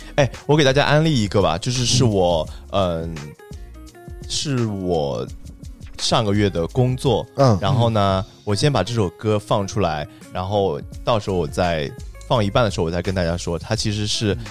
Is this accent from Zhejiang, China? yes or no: yes; Zhejiang, China; also born or lived in Beijing; now in Shenzhen, China; 我们浙江人